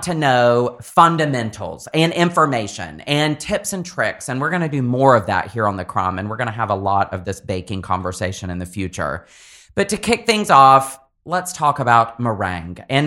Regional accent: the South, United States; accent: Southern; my Southern accent

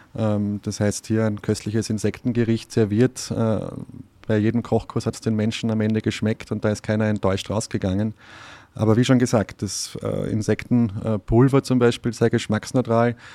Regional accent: Austria; ich bin in Österreich erzogen worden, aufgewachsen

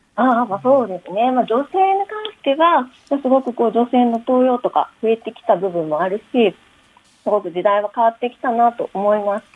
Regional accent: Kansai, Japan; accent: Kansai dialect; now in Tokyo, Japan; 私、関西弁なので、はあ、あの普通に関西弁を喋ってるつもりなんですが、東京で長いこと

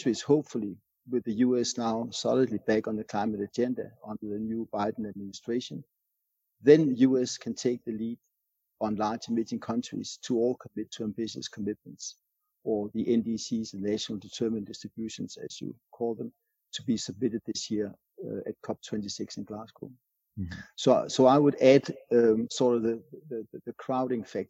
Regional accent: Denmark; my home country, Denmark

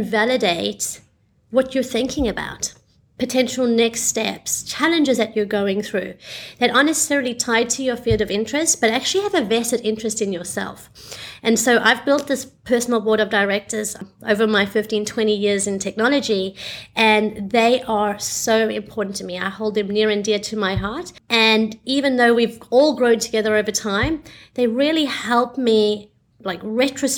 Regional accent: South Africa; moved away as an adult; also born or lived in Australia; now in Singapore; I was born in South Africa

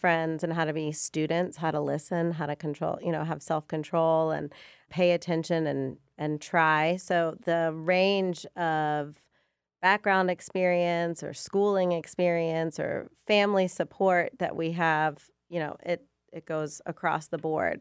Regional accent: Chicago, Illinois, United States; also born or lived in Georgia; now in Forsyth County, United States; I'm originally from Chicago

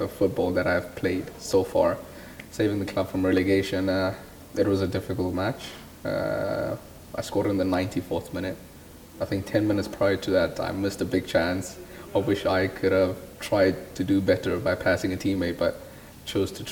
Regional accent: South Africa; also born or lived in Denmark; now in France; as South Africans, we don't get to play in major tournaments such as these abroad

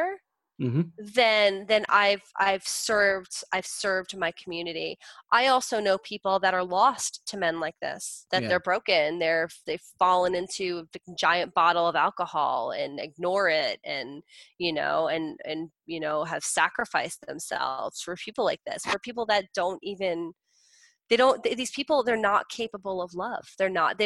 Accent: New Jersey, United States; I'm from Jersey.

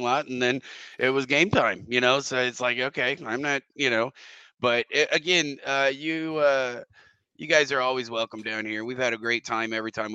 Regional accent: Missouri, United States; I'm from Missouri.

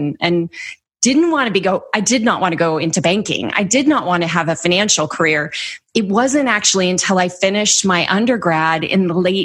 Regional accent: the Bay Area, California, United States; I grew up in the Bay Area.

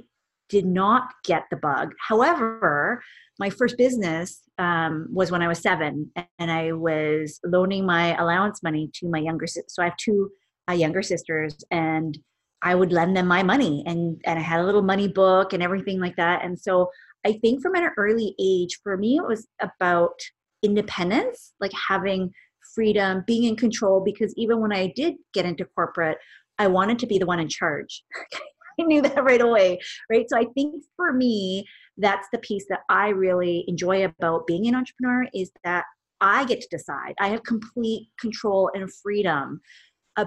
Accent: Vancouver, British Columbia, Canada; I am born and raised here in Vancouver, Canada

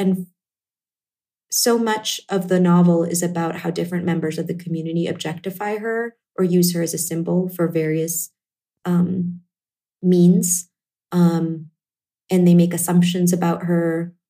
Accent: Northeast, United States; based on my own life experiences as an Indian American, having parents who are first generation, growing up in the Northeast in a fairly homogenous town

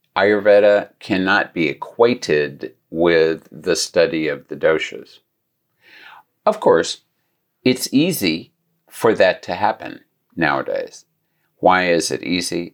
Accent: Gulf Coast, United States; I grew up near the Gulf Coast

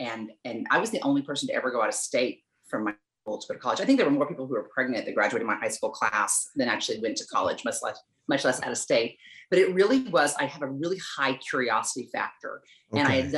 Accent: Southern Oklahoma, United States; accent: Southern; moved away; I grew up in Southern Oklahoma. I am a nice Jewish girl from a small town right in between Dallas and Oklahoma City. And if we talk about Oklahoma, my Southern accent will start coming out.

